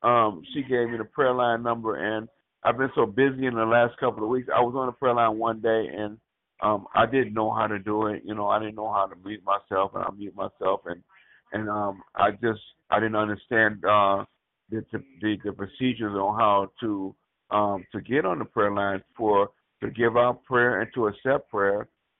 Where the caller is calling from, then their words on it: Wisconsin, United States; I'm calling from Bearable, Wisconsin, around Wisconsin, Dells, Wisconsin.